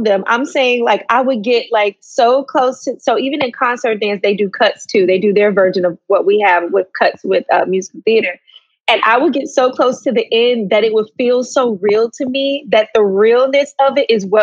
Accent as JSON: {"language": "English", "town": "Atlanta", "region": "Georgia", "country": "United States", "moved": "as an adult", "said": "I'm originally from Atlanta, Georgia"}